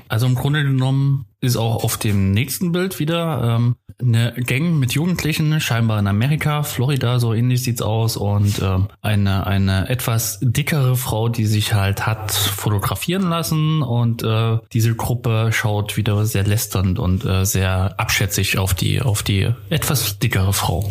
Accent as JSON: {"language": "German", "town": "Zwickau", "region": "Saxony", "country": "Germany", "tie": "born or raised there", "moved": "as an adult", "lives_now": "Cologne, Germany", "said": "ich bin äh, geboren in Zwickau"}